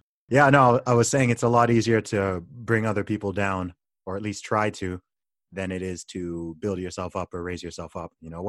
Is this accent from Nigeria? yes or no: yes; Nigeria; I'm Nigerian too